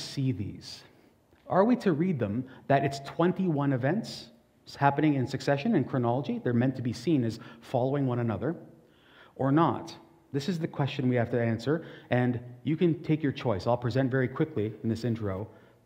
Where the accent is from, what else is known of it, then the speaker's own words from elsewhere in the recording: Portugal; And I'm Portuguese